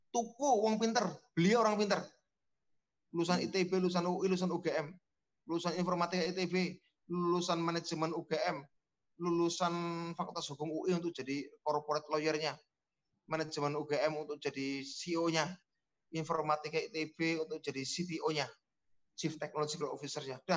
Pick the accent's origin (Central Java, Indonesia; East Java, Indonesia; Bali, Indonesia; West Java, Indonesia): Central Java, Indonesia; Cilacap; Bikin Bumades di Kabupaten Cilacap, kampung saya, atau Banyumas.